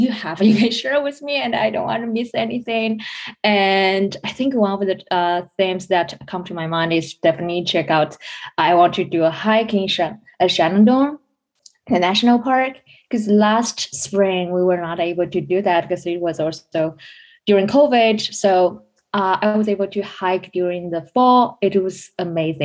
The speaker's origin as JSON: {"language": "English", "country": "China", "moved": "as an adult", "said": "I'm originally from China."}